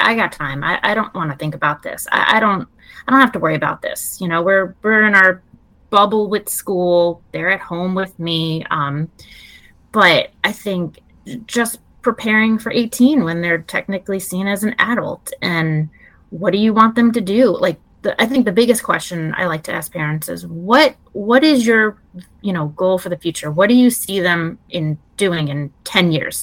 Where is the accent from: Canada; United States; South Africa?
United States; Long Island, New York; now in Maryland, United States; I'm originally from New York, Long Island area